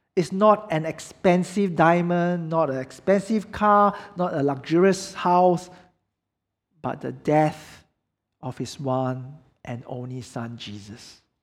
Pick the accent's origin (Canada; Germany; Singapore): Singapore